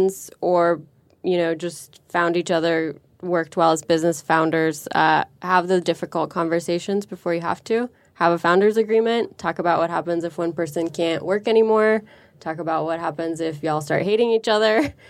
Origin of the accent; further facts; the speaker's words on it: San Francisco, California, United States; growing up in San Francisco